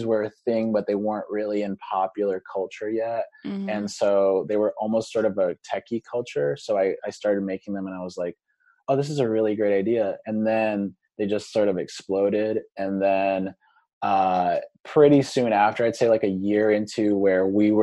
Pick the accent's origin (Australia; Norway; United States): United States; Seattle, Washington; today we're located in Seattle, Washington, my hometown